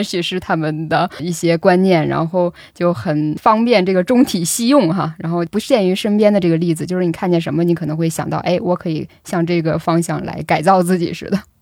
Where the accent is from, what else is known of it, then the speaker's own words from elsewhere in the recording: Northeast China, China; now in Beijing, China; 我是东北人，以前我就是挺怕冷的